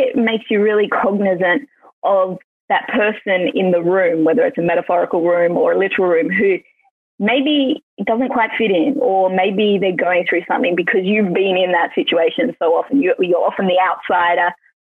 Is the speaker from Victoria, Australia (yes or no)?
yes; Melbourne, Victoria, Australia; born there; also born or lived in Queensland / Western Australia / Sydney; I was born in Melbourne, which I think most people have heard of, but I'm actually a pastor's kid. So we lived in the outback in Queensland. We lived in the far west, Western Australia. I've lived in Sydney.